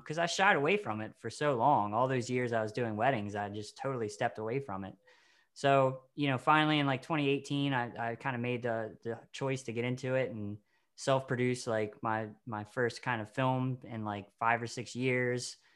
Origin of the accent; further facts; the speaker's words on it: Maryland, United States; the Maryland Film Festival, the local one we have